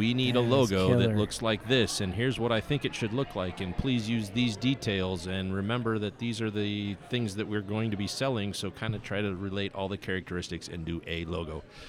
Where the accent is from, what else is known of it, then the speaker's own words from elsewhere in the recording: Bulgaria; English is a second language; now in Russia; I live in Russia, and I'm from Bulgaria, and I, can speak and type English, no problem